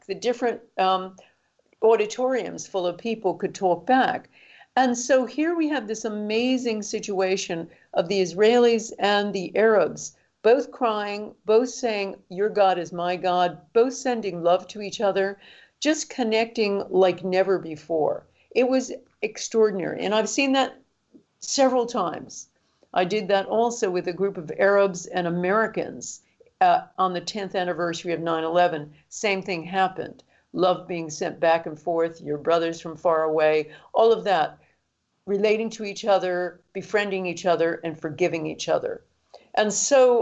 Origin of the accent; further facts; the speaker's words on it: London, United Kingdom; my hometown of London